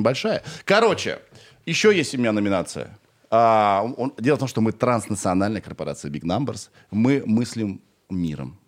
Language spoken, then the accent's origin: Russian; Kirov, Kirov Oblast, Russia; moved away as an adult; я сам из Кирова и до двадцати пяти